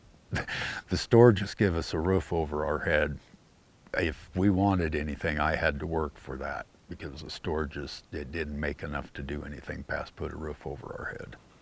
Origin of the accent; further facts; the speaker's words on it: Great Plains, United States; now in Jackson, Montana, United States; When I was growing up in the Plains states, every five, ten miles, there was a little town.